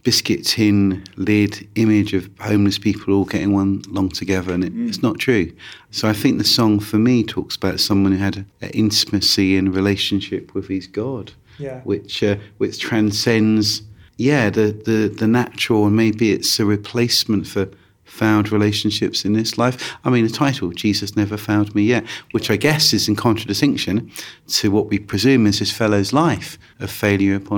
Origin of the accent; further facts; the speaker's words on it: London, United Kingdom; I'm a Londoner